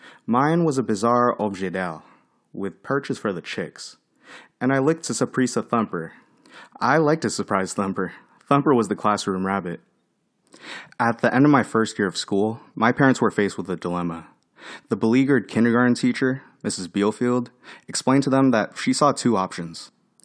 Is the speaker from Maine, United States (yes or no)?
no; Fairfax, Virginia, United States; born there; I was born in Fairfax, Virginia, a wooded and peaceful, diverse, and safe suburb.